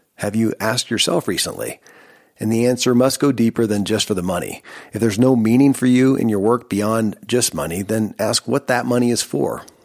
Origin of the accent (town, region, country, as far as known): Kentucky, United States; born or raised there